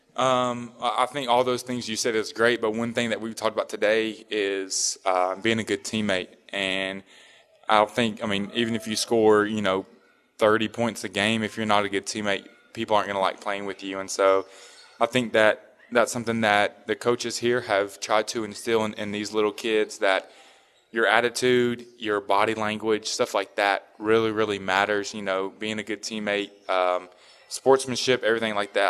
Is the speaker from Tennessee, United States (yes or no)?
yes; Tennessee, United States; me growing up in Tennessee